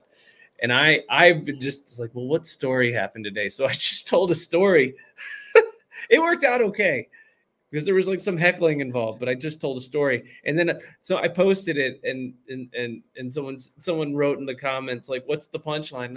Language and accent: English; Virginia, United States; accent: Virginia; now in Seattle area, United States; my accent that from Virginia